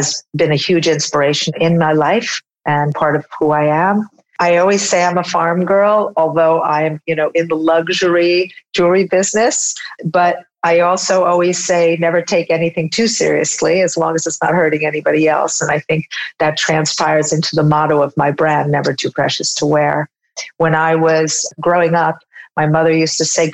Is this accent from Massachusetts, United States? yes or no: no; upstate New York, United States; when I was 8 years old, my parents decided to drop out of the New York lifestyle and move my sister, brother, and I to a farm in upstate New York, where we were raised until I went to university